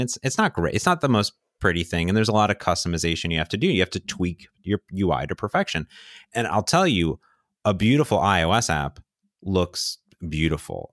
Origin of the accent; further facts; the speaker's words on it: Midwest, United States; moved away; I come from the Midwest.